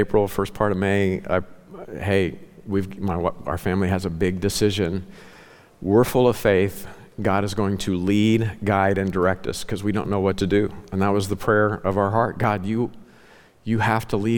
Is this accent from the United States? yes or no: yes; Ozark Mountains, the Ozarks, United States; moved away; I grew up in the Ozark Mountains, okay? I'm a legit hillbilly. That's how I was raised.